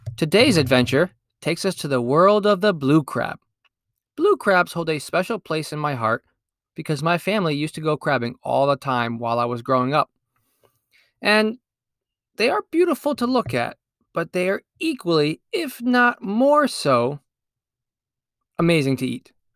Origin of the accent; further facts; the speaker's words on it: Connecticut, United States; my home state of Connecticut